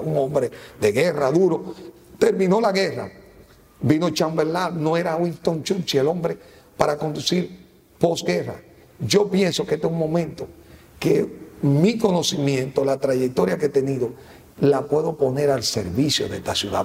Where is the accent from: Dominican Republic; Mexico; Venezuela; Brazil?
Dominican Republic; Yo me considero un dominicano